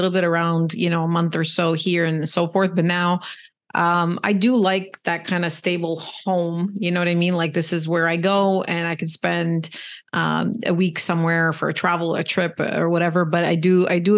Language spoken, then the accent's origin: English; Canada; I'm Canadian